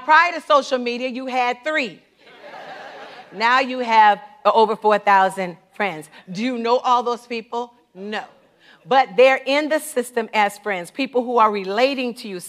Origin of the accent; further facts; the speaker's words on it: the South, United States; I grew up in the South.